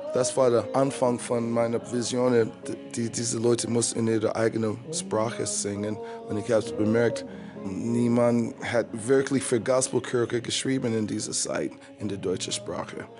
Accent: United States; first language English; German is a second language; moved away as an adult; now in Munich, Germany; in meiner Kirche in Amerika.

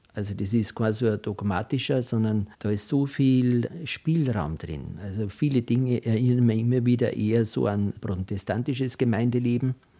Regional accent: Rottenbach, Upper Austria, Austria; moved away as an adult; also born or lived in Diocese of Eichstätt, Bavaria; now in Sulzbürg, Germany; in Rotenbach, da wo ich herkomme, in den Bezirk Christkirchen, was ja ein Stammland für die Landler gewesen ist

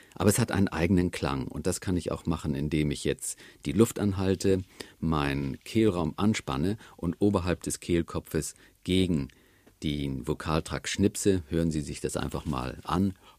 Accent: the North, Northern Germany, Germany; Im Norden, wo ich herkomme

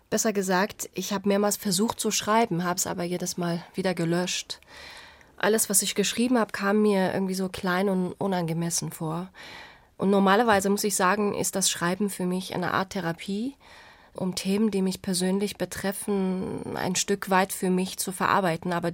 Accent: Iran; moved away as an adult; Richtig, Iran, bist genau.

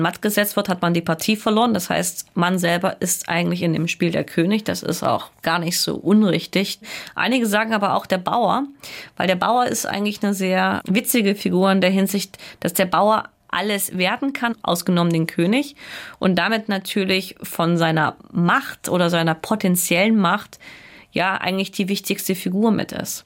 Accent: Erfurt, Thuringia, Germany; ich bin ja aus Erfurt

